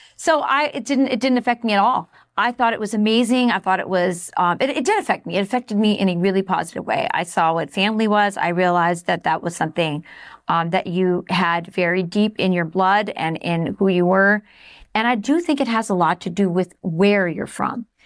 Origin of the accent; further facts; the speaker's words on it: Southwest, United States; I was from the Southwest